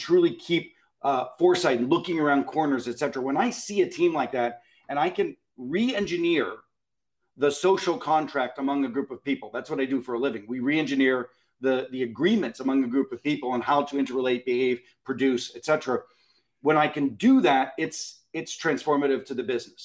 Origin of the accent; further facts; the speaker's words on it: Pittsburgh, Pennsylvania, United States; I grew up in Pittsburgh in the 70s